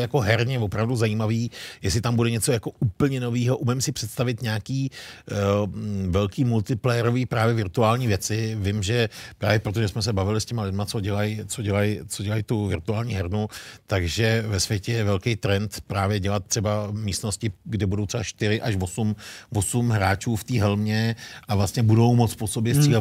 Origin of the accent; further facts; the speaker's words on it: Bohemia, Czechia; u nás v Čechách